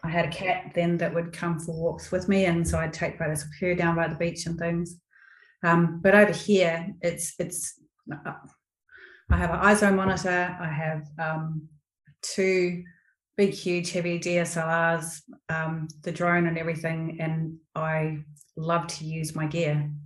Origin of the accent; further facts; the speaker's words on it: New Zealand; now in Australia; I'm a Kiwi.